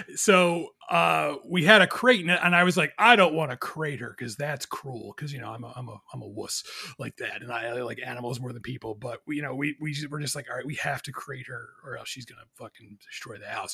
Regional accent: New Jersey, United States; also born or lived in Philadelphia, Pennsylvania; I moved from Philadelphia to New Jersey when I was a kid

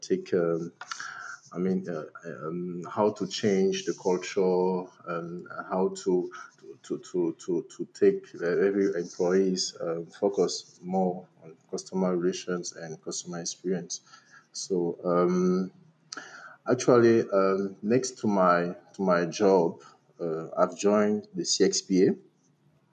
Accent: Cameroon; I'm from Cameroon, a country located in Central Africa

